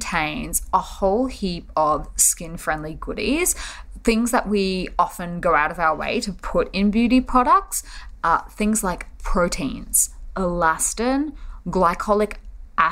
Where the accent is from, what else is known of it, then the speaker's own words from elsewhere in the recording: Australia; now in Seoul, South Korea; I'm an Aussie who is living in Seoul, South Korea